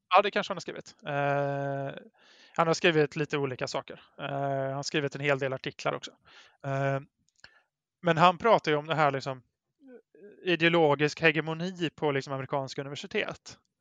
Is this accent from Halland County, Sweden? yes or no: no; Brålanda, Västra Götaland, Sweden; now in Gothenburg, Sweden; i Brålanda där jag växte upp